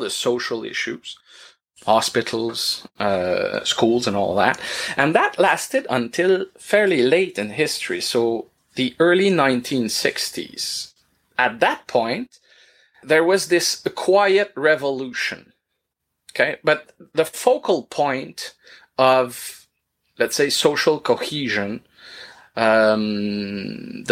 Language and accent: English; North Shore, Quebec, Canada; first language French; English is a second language; I'm a real Frenchie from the North Shore, and I grew up in French